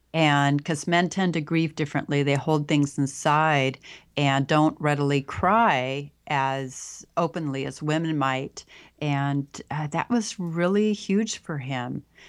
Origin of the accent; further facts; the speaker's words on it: Pacific Northwest, United States; I was born and raised here in the Pacific Northwest